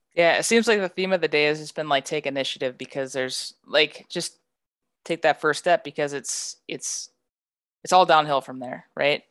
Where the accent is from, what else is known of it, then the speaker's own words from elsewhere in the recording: rural North Dakota, United States; I'm from a rural, like, rural North Dakota